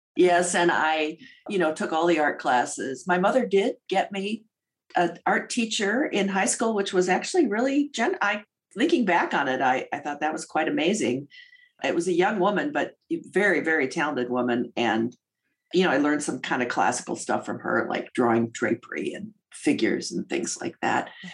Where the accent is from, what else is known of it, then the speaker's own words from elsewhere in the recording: St. Charles, Illinois, United States; I was raised outside of Chicago in a suburb called St. Charles, which at the time was the last town before you hit the cornfields